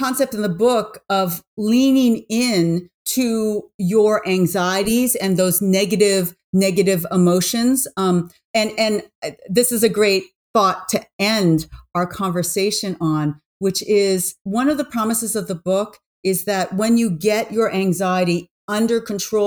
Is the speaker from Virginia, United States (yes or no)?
no; New York, United States; I'm from New York.